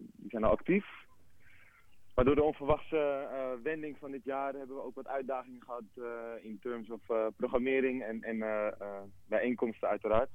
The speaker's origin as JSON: {"language": "Dutch", "town": "Amsterdam", "region": "North Holland", "country": "Netherlands", "tie": "born or raised there", "said": "ik ben zelf geboren in Rijgersbos. Dus de, de, connectie die ik heb met de buurt is, eh, een hele organische"}